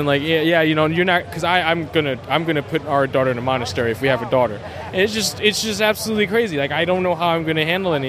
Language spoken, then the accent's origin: English; New York City, New York, United States; I'm a New Yorker